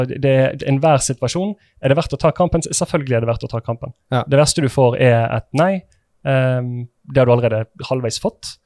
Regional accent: Sotra, Vestland, Norway; Jeg er fra Sotra

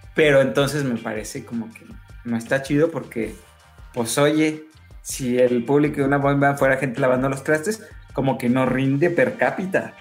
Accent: Mexico; como mexicanos

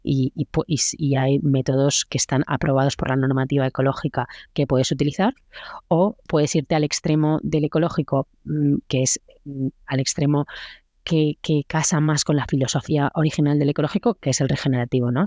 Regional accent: Spain; yo lo que soy es española

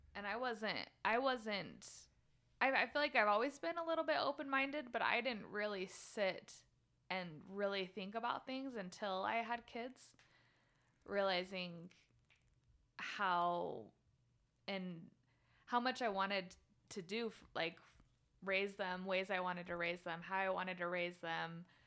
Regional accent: Orem, Utah, United States; moved away as an adult; now in Phoenix, United States; I was born and raised in Orem, Utah

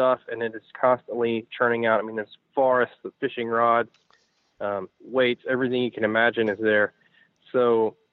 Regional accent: Tennessee, United States; we grew up in Tennessee fishing Kentucky Lake

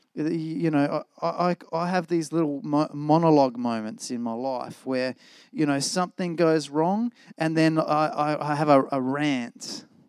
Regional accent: Australia; I love being Australian

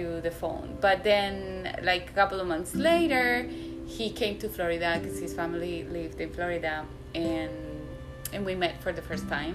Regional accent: Medellín, Antioquia, Colombia; moved away; Colombia, where I am originally from. I am from Medellin

